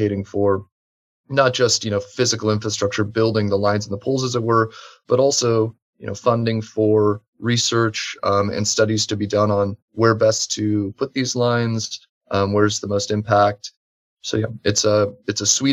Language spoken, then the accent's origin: English; Nebraska, United States; my home state of Nebraska